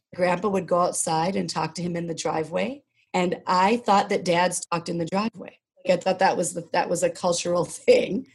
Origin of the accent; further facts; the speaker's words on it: Rosemount, Minnesota, United States; I grew up here in Minnesota. I grew up south of the river, as we say. And my dad was maybe one of the first black men in Rosemount